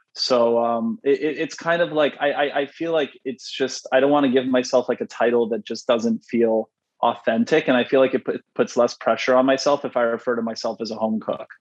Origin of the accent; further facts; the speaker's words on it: Canada; I'm Canadian